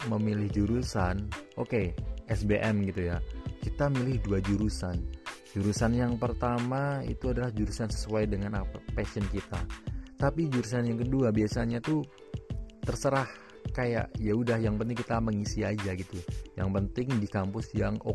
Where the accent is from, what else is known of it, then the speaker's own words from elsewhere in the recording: Magelang, Central Java, Indonesia; kalau di daerahku di Magelang itu ada beberapa pilihan daerah gitu yang yang deket gitu ya. Bisa kuliah di Semarang, bisa kuliah di Jogja, maupun kuliah di Solo.